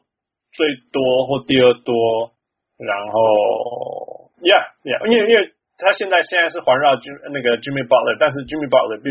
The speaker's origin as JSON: {"language": "Chinese", "country": "Canada", "said": "但明明就是我们加拿大人"}